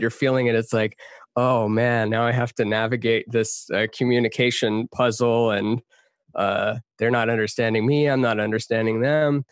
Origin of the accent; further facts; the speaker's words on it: Texas, United States; moved away; also born or lived in Canada; I grew up half in Texas, half in Canada. My parents are from Iran.